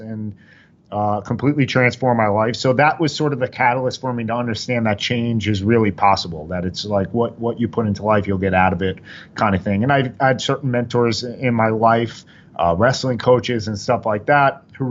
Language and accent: English; Oyster Bay, New York, United States; I grew up on Long Island, a small city, Oyster Bay, 100 kids in the high school per grade